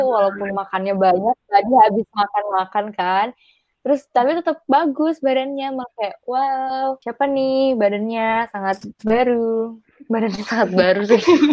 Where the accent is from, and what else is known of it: Pati, Central Java, Indonesia; also born or lived in Yogyakarta